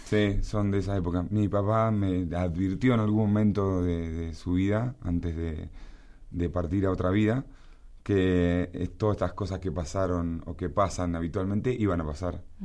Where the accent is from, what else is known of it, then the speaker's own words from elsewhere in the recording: La Plata, Buenos Aires Province, Argentina; en mi ciudad, en La Plata, este, mis abuelos tanos, casa grande